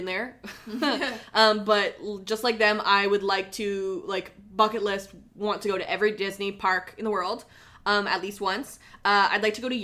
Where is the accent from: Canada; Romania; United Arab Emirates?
Canada; I'm Canadian, so I love ketchup chips